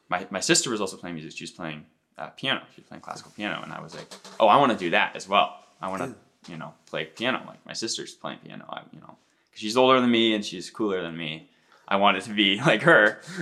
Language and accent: English; Seattle, Washington, United States; born or raised there